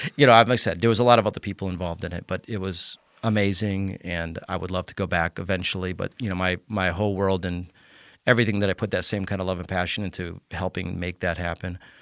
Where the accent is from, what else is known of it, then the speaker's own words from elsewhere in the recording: Connecticut, United States; moved away; also born or lived in Colorado; Uh, I was born and raised in Connecticut, um, but I moved out of Connecticut in, um, nineteen ninety-five to go to Colorado.